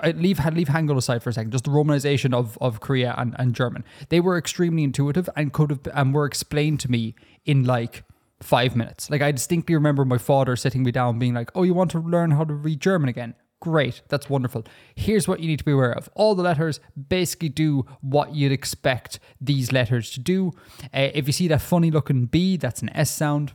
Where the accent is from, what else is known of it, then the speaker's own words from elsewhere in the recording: Ireland; as an Irish person